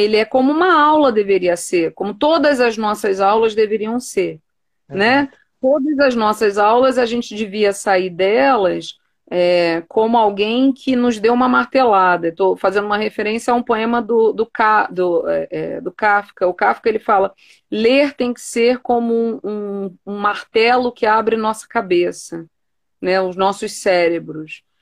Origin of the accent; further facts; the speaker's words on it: Rio de Janeiro, Brazil; eu sou carioca